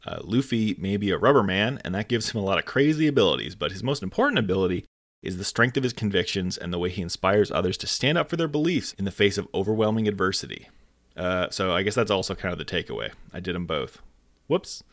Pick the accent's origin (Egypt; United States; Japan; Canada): Canada; I am Canadian